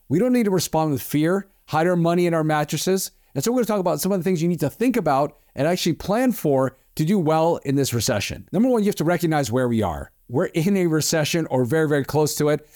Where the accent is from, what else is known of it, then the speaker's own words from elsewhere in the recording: East Coast, United States; now in Southern California, United States; I grew up on the East Coast